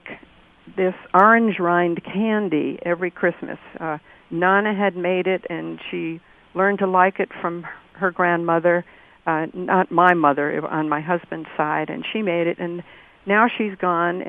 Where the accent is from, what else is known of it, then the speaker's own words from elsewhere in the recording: Great Neck, New York, United States; now in Rochester, United States; I grew up in Great Neck, Long Island